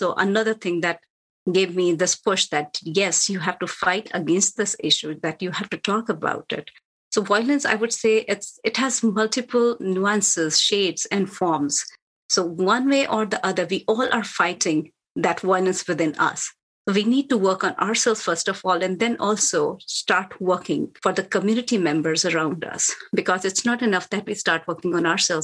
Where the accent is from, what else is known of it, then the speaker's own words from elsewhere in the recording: India; moved away as an adult; now in United States; I'm from India. I have seen a lot of violence there when I was growing up